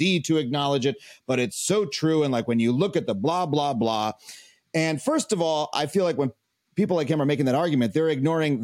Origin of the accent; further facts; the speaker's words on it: Long Island, New York, United States; I grew up on Long Island in an affluent suburb.